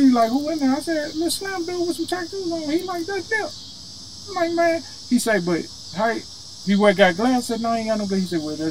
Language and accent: English; St. Louis, Missouri, United States; I'm from St. Louis.